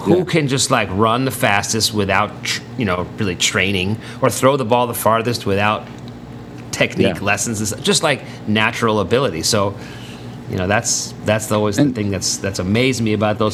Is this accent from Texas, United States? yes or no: no; New York City, New York, United States; growing up in New York City